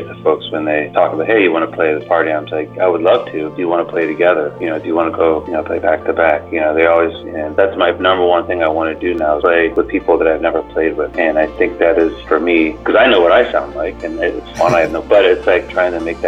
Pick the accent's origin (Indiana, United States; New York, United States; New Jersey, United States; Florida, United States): Florida, United States; growing up in Florida